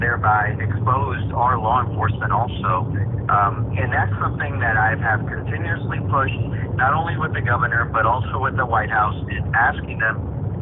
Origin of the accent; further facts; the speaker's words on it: Eagle Pass, Texas, United States; here in Eagle Pass, which is my hometown